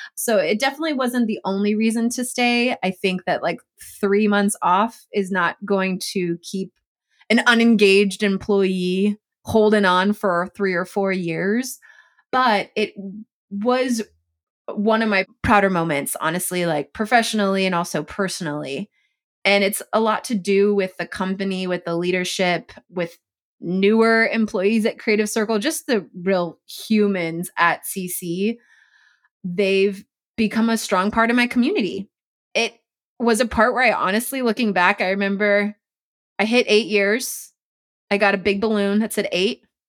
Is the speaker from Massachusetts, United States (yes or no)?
no; Chula Vista, California, United States; I'm being from San Diego